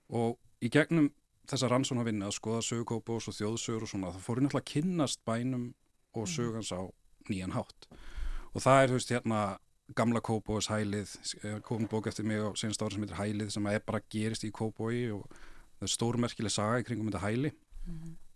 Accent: Kópavogur, Capital Region, Iceland; ég ólst upp í Kópavægi

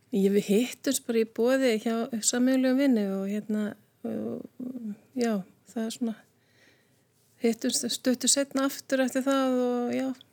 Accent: Reykjavík, Capital Region, Iceland; ég er reykjökingur, Ólstupi Breiðaltunu, krakka gerunu þar

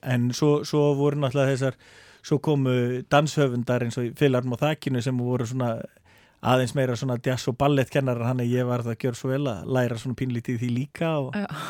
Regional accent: Akureyri, Northeastern Region, Iceland; also born or lived in Denmark; Ég er fættur upp alveg á Akureyri

